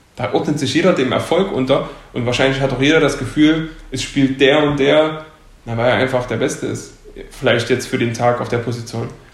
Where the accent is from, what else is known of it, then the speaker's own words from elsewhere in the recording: Leipzig, Saxony, Germany; ich komme aus Leipzig und war nie woanders